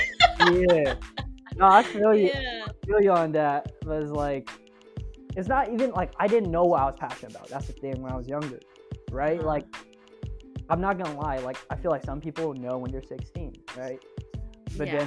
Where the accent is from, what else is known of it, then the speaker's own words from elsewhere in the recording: Oakland, California, United States; I'm from Oakland.